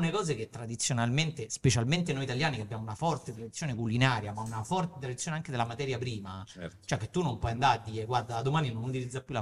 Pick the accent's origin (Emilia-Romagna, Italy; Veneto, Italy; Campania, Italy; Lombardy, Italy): Campania, Italy; Naples; Io da napoletana, male.